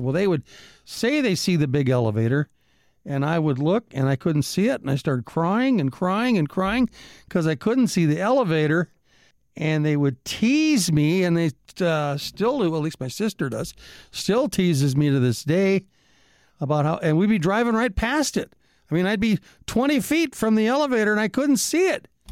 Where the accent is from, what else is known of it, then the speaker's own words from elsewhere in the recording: Edgeley, North Dakota, United States; moved away; my hometown of Edgeley, North Dakota